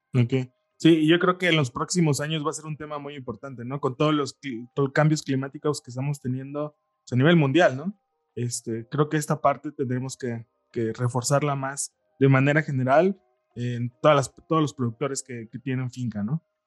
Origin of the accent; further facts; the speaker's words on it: Mexico; nosotros como mexicanos